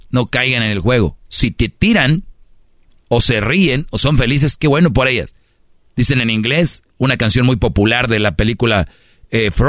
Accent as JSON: {"language": "Spanish", "town": "Monterrey", "region": "Nuevo León", "country": "Mexico", "said": "Yo soy regio"}